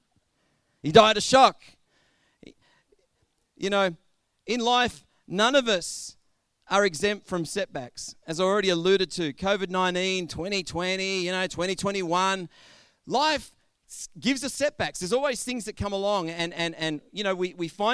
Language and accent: English; Australia; our own Australian culture has very strong ties with stories of people who have endured through hardships.